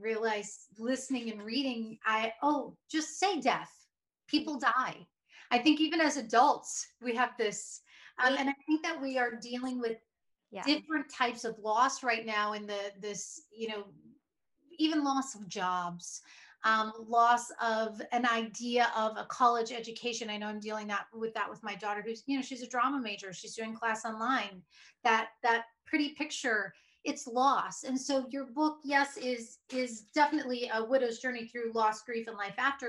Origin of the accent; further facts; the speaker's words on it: Iowa, United States; Your beloved Sean is from my home state